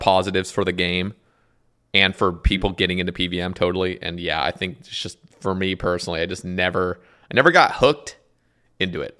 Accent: Oregon, United States; moved away; also born or lived in Alabama; we're from Oregon, you know, we just have, like, the boring accent

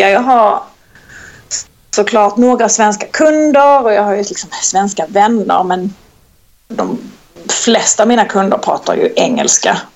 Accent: Skåne, Sweden; accent: Scanian; Och han, det enda jag har kunnat lära honom är med att jag pratar skånska

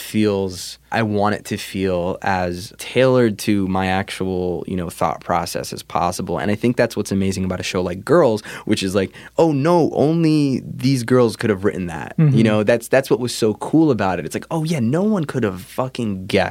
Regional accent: New Jersey, United States; also born or lived in New York; I grew up in New Jersey. I was born in New York, but we moved to Jersey early. I was in like first grade.

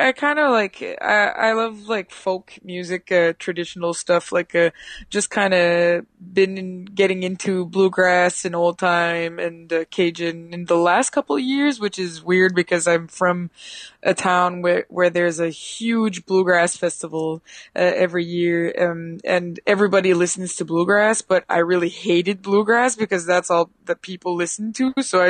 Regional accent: Atlantic Canada, Canada; I'm from the East Coast, so, you know, that whole kitchen party

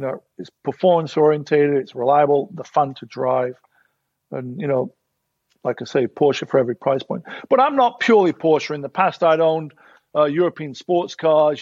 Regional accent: Sheffield, Yorkshire and the Humber, United Kingdom; moved away as an adult; now in Los Angeles, United States; As a kid growing up in Sheffield

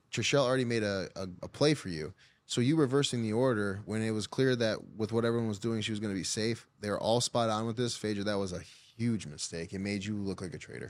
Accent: Michigan, United States; I'm from Michigan

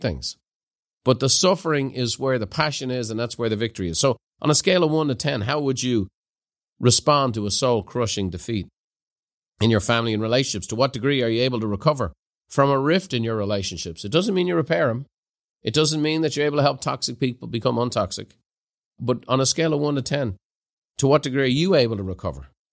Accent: Ireland; now in California, United States; as an Irishman

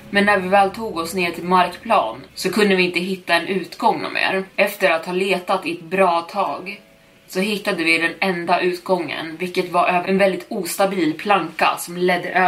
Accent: Long Island, New York, United States; Vi kommer från Long Island, New York

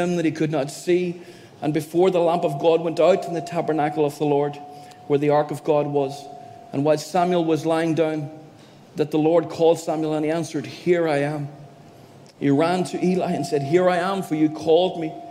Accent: County Donegal, Ireland; moved away as an adult; now in Derry, United Kingdom; Born and bred in Donegal, a little country area

